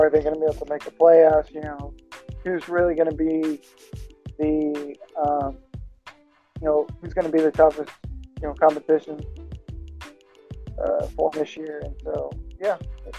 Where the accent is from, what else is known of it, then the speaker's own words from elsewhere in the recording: Texas, United States; I'm actually from Texas